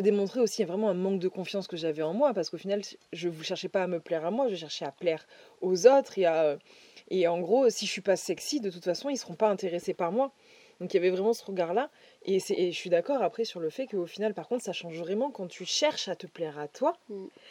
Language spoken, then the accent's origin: French; Dordogne, Nouvelle-Aquitaine, France; now in Toulouse, France; Là où j'ai grandi en Dordogne